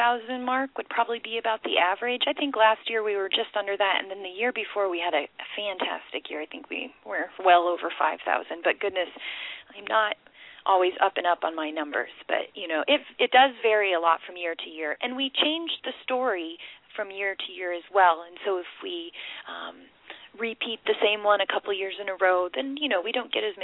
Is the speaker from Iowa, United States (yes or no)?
yes; Iowa, United States; moved away; I grew up in Iowa